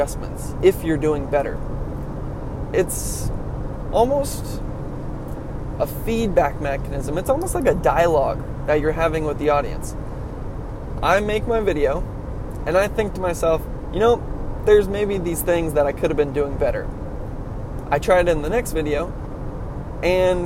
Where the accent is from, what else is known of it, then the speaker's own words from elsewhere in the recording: California, United States; I'm a Californian.